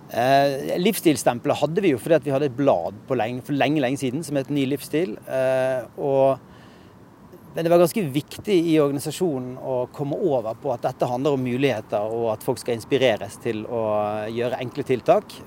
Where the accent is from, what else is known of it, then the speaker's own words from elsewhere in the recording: Bergen, Vestland, Norway; moved away as an adult; now in Oslo, Norway; jeg flyttet fra Bergen